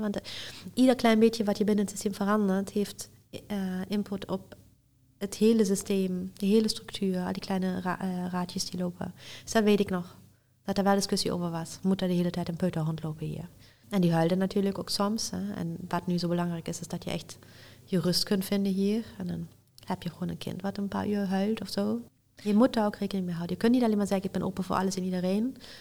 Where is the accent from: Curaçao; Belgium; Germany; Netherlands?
Germany; Aachen, North Rhine-Westphalia; ik ben geboren en getogen in Aken